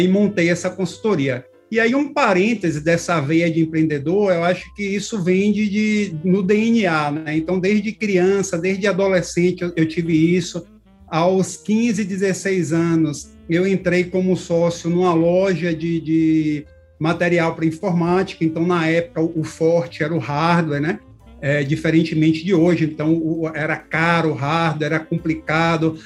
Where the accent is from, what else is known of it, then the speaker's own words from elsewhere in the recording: Bahia, Brazil; now in São Paulo, Brazil; eu sou baiano